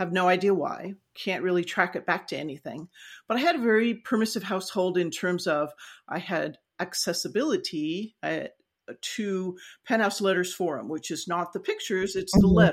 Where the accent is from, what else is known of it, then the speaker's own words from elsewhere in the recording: Los Angeles, California, United States; also born or lived in San Joaquin Valley / Ventura; I grew up in the San Fernando Valley